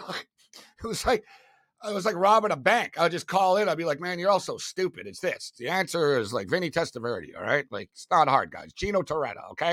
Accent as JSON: {"language": "English", "town": "Montreal", "region": "Quebec", "country": "Canada", "said": "I was from Montreal. So, being from Montreal is like playing, like, high school football in Florida"}